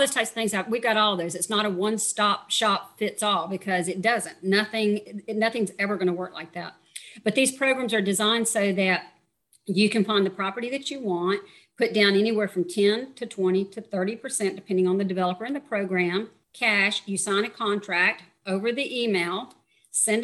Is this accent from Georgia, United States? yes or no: yes; Georgia, United States; now in Panama; I'm from Georgia